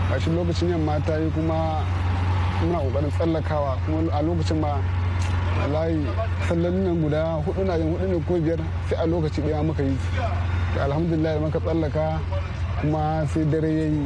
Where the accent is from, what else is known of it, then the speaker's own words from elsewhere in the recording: Kano State, Nigeria; moved away as an adult; now in Ghana; na fito daga jihar Kano.